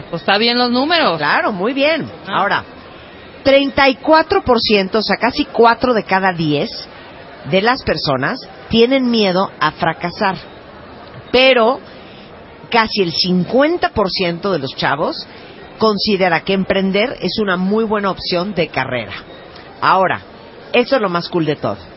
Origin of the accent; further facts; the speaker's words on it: San Luis Potosí, Mexico; Soy de San Luis Potosí.